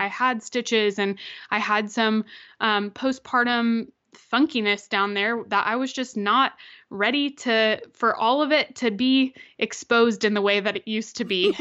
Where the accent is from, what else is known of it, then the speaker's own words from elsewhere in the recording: Florida, United States; I'm from Florida